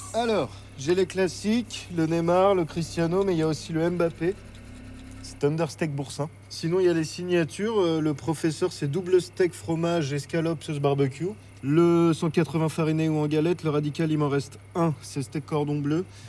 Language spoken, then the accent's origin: French; Seine-et-Marne, Île-de-France, France; je viens d'une ville de Seine-et-Marne qui est à mi-chemin entre le quatre-vingt-treize et, euh, la campagne. Donc, euh, j'ai vécu toute ma vie, euh, dans, dans cette